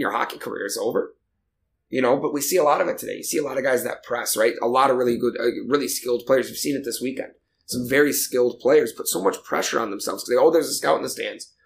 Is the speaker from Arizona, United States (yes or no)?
no; Michigan, United States; moved away; I'm originally from Michigan. My family's in Michigan